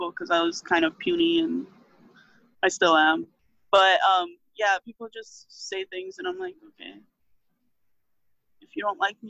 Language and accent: English; Miami, Florida, United States; growing up in Miami